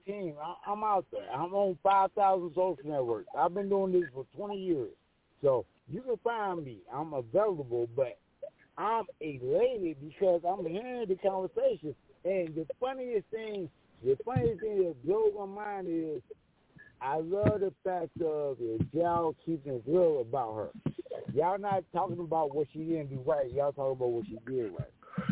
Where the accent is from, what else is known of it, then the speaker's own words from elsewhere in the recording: Mesa, Arizona, United States; Mesa, Arizona